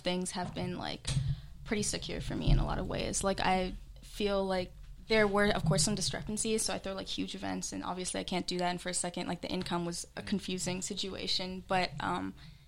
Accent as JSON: {"language": "English", "town": "Los Angeles", "region": "California", "country": "United States", "said": "I'm an artist from Los Angeles"}